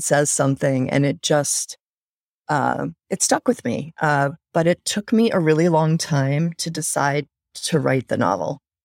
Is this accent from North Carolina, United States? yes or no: yes; North Carolina, United States; I grew up in North Carolina